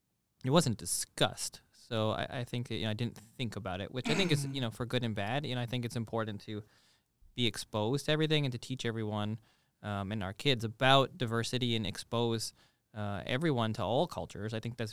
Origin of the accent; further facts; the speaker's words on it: Toronto, Ontario, Canada; Now, I think I have a kind of unique upbringing in that I come from Toronto